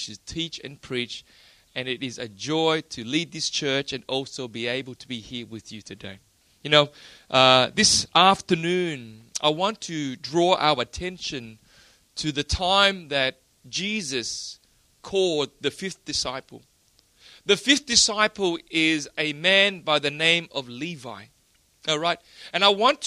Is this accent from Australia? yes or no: yes; Australia; I'm from Australia